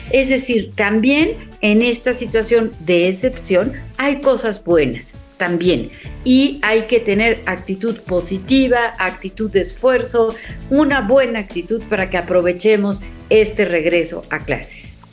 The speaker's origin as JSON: {"language": "Spanish", "country": "Mexico", "said": "como mexicanos"}